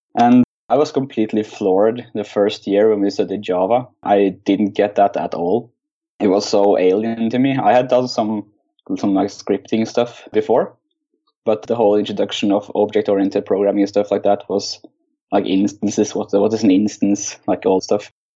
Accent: Oslo, Norway; I'm from Oslo, Norway where I uh, work as a web developer for a consultant firm.

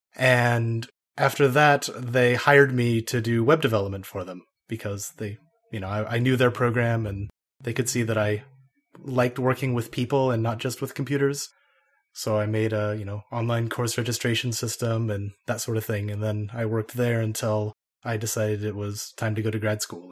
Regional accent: Idaho, United States; moved away as an adult; also born or lived in Denmark; I grew up in Idaho

